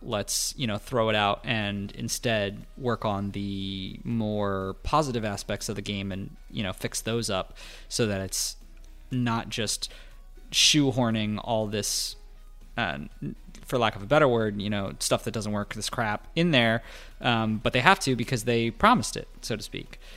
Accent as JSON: {"language": "English", "country": "United States", "said": "as an American"}